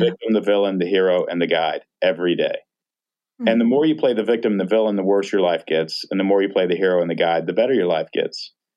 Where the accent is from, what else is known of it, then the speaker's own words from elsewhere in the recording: Texas, United States; now in Portland, United States; I grew up in Texas